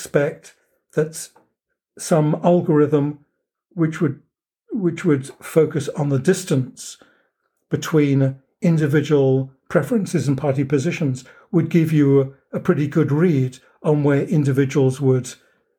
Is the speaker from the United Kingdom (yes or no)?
yes; United Kingdom; moved away as an adult; now in United States; as a Brit coming to the United States